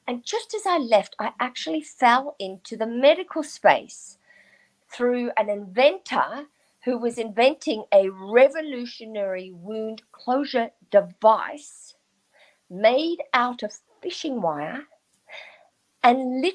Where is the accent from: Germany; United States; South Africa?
South Africa; I grew up in South Africa during apartheid